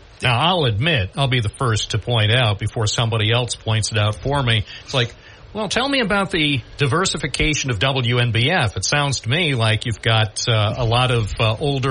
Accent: Endicott, New York, United States; also born or lived in Endwell; I grew up here in Endicott and Endwell

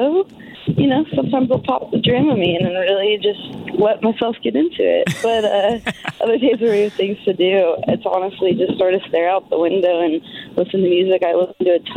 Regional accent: Seattle, Washington, United States; when I was 8, we moved out to Seattle

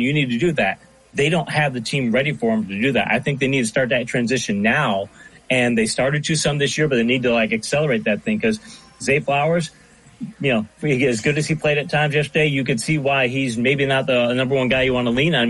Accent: Michigan, United States; I'm from Michigan

